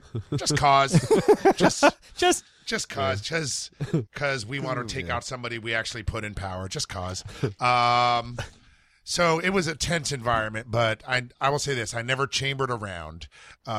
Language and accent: English; Alexandria, Virginia, United States; now in Washington, D.C., United States; I grew up in Northern Virginia, Alexander